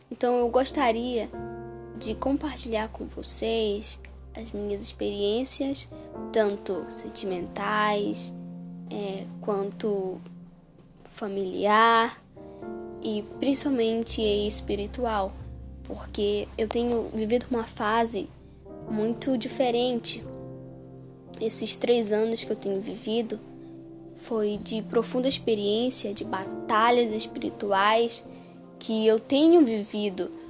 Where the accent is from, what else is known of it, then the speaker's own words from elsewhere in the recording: Manaus, Amazonas, Brazil; moved away; hoje eu moro no Amapá, mas eu vim de Manaus, de uma cidade um pouquinho distante daqui.